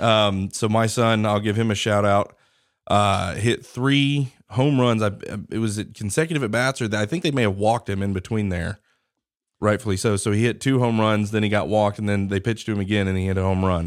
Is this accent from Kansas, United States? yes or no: yes; Wichita, Kansas, United States; now in Alabama, United States; I grew up in Wichita, Derby